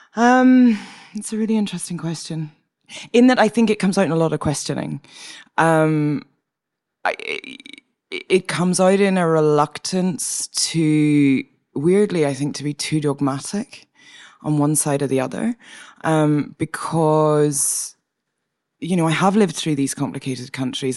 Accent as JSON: {"language": "English", "region": "Northern Ireland", "country": "United Kingdom", "also_born_or_lived": "Edinburgh, Scotland", "moved": "as an adult", "lives_now": "Montreal, Canada", "said": "I come from Northern Ireland, uh, from a Protestant background in Northern Ireland"}